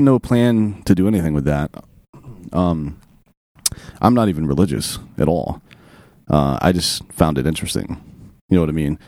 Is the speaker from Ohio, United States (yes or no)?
no; upstate South Carolina, United States; also born or lived in Oregon; I'm from upstate South Carolina near Clemson University